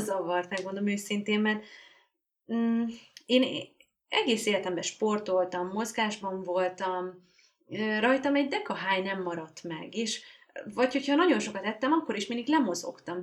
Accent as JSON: {"language": "Hungarian", "country": "Hungary", "tie": "born or raised there", "moved": "as an adult", "lives_now": "Budapest, Hungary", "said": "Én falun nőttem föl"}